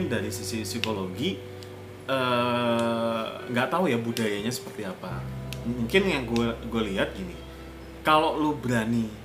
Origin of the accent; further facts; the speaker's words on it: Java, Indonesia; accent: Javanese; lo mas matamu di mana dengan logat jawaku aku.